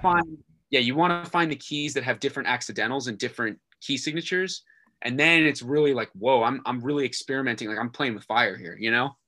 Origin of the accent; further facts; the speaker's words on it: Virginia, United States; moved away as an adult; was in Virginia, my hometown